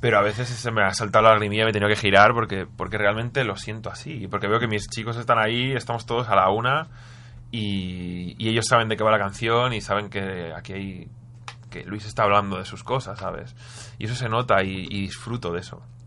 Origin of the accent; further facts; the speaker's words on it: Spain; éramos un grupo que venía de España cantando en inglés